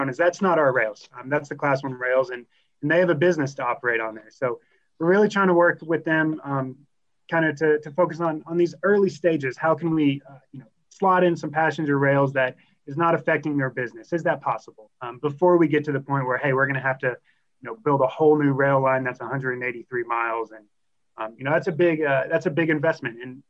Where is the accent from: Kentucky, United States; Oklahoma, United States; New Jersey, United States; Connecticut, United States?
Kentucky, United States; now in Colorado, United States; I'm from Kentucky, and so the business of predicting coal is kind of been baked into my blood since before I was born.